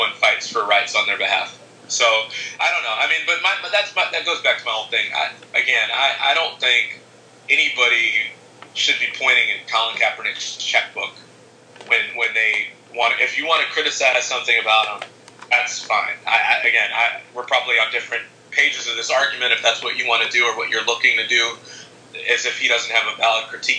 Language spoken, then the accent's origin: English; Chicago, Illinois, United States; my hometown team, against the White Sox